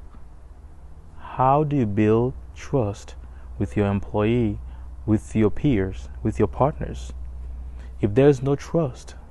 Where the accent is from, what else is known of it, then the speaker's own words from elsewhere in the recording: Haiti; now in Tennessee, United States; I am a resident of Tennessee. Originally, I was born and raised in Haiti.